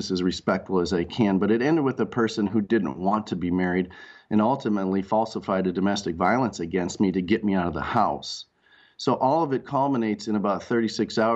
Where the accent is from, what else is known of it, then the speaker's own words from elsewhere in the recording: Rochester, Minnesota, United States; also born or lived in Red Wing, Minnesota; I grew up in Rochester, Minnesota, under the shadow of the Mayo Clinic